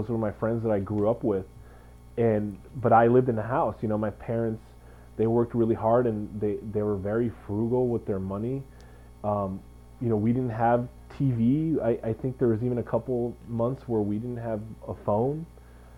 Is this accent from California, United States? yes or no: yes; Santa Barbara, California, United States; I was born and raised in Santa Barbara